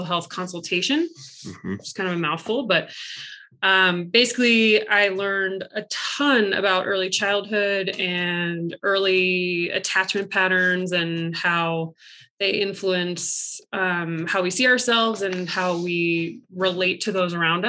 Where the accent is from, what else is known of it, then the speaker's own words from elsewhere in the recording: DC, East Coast, United States; also born or lived in Virginia; I grew up on the East Coast, right outside DC